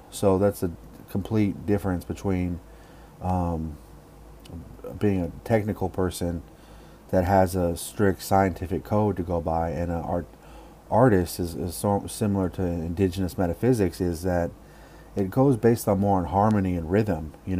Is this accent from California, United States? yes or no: yes; Oakland, California, United States; born or raised there